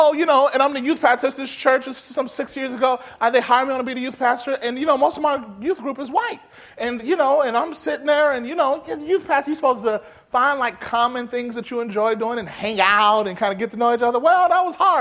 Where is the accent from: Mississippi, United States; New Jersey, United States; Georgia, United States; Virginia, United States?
Mississippi, United States; moved away as an adult; now in California, United States; I remember growing up in Mississippi and God calling me to California. And I moved out to California to work